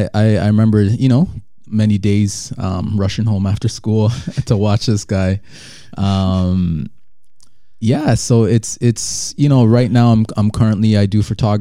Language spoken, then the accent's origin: English; Toronto, Ontario, Canada; also born or lived in Jamaica; I was born in Jamaica and then migrated to Canada when I was young, with my dad at first, and then my mom followed. And, you know, pretty much grew up in Toronto